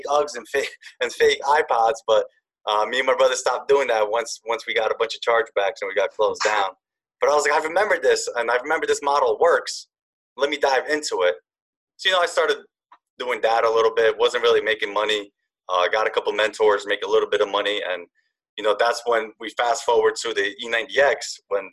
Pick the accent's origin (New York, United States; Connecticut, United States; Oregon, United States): New York, United States; Yonkers; I'm from Yonkers, New York